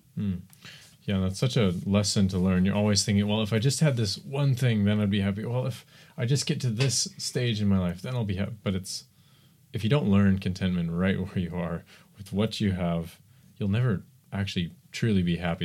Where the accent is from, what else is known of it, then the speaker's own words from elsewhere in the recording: United States; I'm American